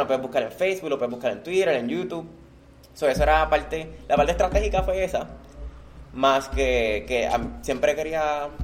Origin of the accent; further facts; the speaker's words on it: Puerto Rico; mi país es Puerto Rico y mi orgullo es Puerto Rico